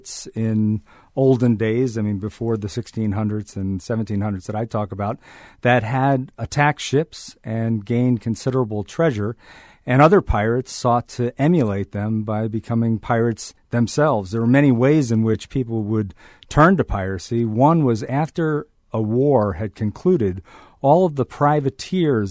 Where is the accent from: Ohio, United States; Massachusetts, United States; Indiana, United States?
Massachusetts, United States; Marblehead; my hometown of Marblehead, Massachusetts